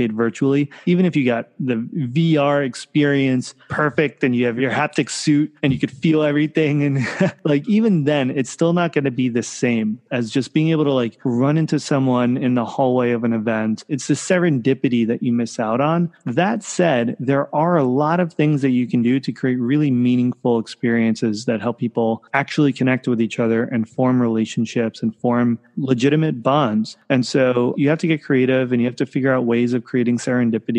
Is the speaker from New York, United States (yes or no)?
yes; New York, United States; now in San Francisco, United States; I grew up in New York. I live in San Francisco now.